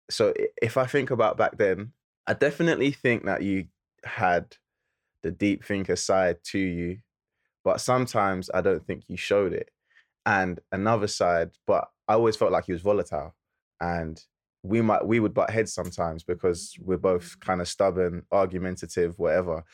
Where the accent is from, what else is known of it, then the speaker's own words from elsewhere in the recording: London, United Kingdom; we're from Lewisham